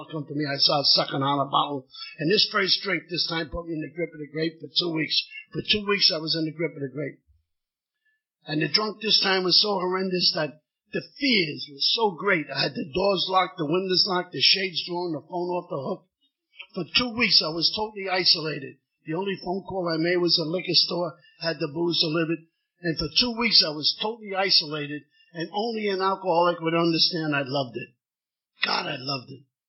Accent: New York, United States; I'm born and raised in Yorkland. I'm living in 86th Street

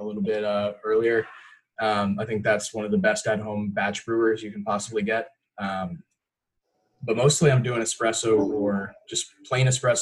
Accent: Tampa, Florida, United States; I'm born and raised in Tampa

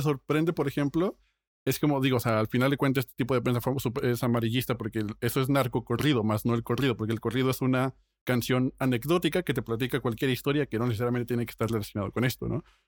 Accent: Mexico; yo como mexicano

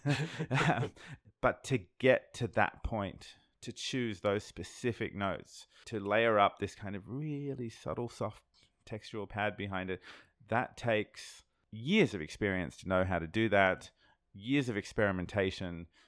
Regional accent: Sydney, New South Wales, Australia; I'm from Sydney, Australia. I'm from the other side of the world

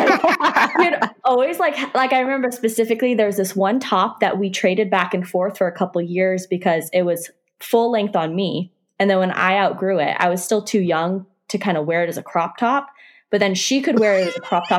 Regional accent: Haiku, Hawaii, United States; moved away as an adult; also born or lived in Kula, Hawaii / Wailuku, Hawaii; now in Los Angeles, United States; we grew up in Haikou in Maui

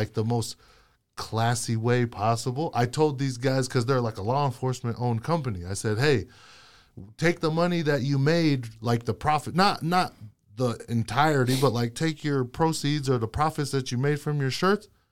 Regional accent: United States; also born or lived in Hawaii / Utah; I grew up in Hawaii and in Utah, and that was, my two worlds combined.

